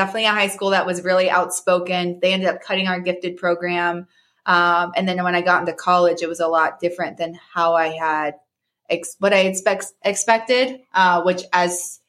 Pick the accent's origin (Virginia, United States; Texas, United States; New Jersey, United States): Virginia, United States; born there; also born or lived in Kansas / Missouri; My family moved around a lot growing up. I was born in Virginia. We spent 5 years there. I started school in Kansas. We spent 5 years there. We moved to Missouri